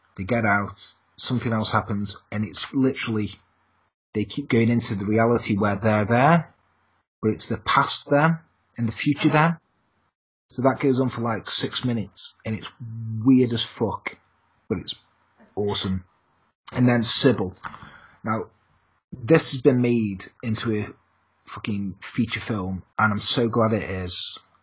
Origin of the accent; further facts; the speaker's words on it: England, United Kingdom; I'm English